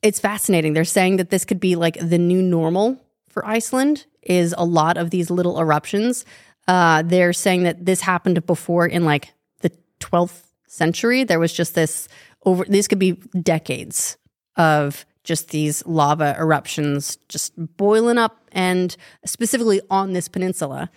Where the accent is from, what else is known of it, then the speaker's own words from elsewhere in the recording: Wasatch Fault, Utah, United States; I grew up on the Wasatch Fault